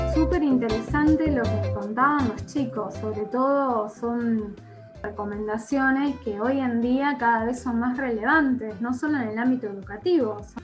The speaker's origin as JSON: {"language": "Spanish", "area": "Rioplatense", "region": "Río de la Plata", "country": "Argentina", "said": "nos representa como argentinos y rioplatenses"}